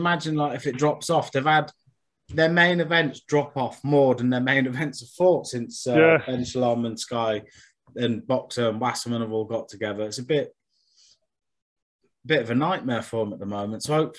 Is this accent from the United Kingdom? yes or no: yes; Yorkshire and the Humber, United Kingdom